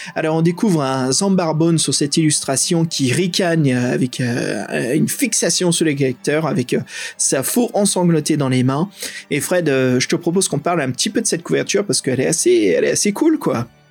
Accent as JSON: {"language": "French", "country": "France", "accent": "French", "said": "mon accent français"}